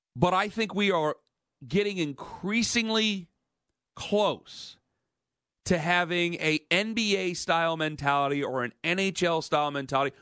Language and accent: English; Ohio, United States; I'm from Ohio